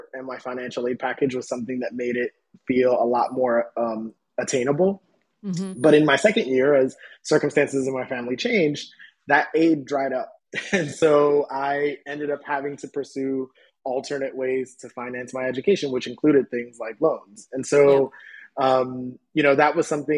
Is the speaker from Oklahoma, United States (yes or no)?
no; New York City, New York, United States; I grew up in the South Bronx